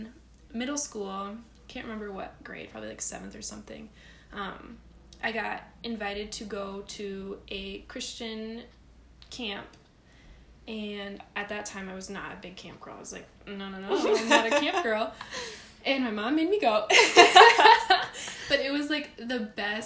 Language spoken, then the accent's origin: English; Minneapolis–Saint Paul, Minnesota, United States; I grew up in the Twin Cities of Minnesota